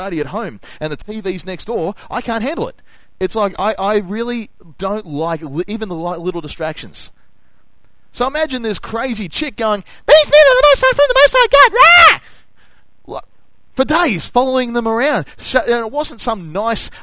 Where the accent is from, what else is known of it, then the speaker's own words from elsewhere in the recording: Noble Park, Victoria, Australia; I came from Noble Park.